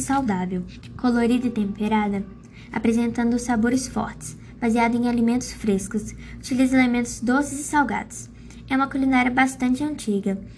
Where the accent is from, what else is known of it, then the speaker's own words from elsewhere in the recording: Contagem, Minas Gerais, Brazil; sou de Contagem